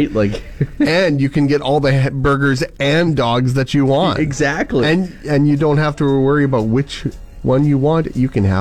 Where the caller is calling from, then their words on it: Yorkton, Saskatchewan, Canada; From Yorkton.